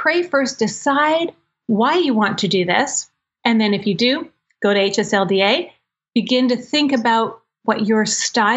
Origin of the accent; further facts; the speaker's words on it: Maryland, United States; I'm from Maryland